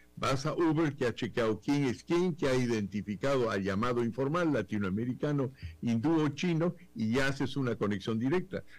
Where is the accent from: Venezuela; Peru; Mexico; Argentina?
Peru; aquí en el Perú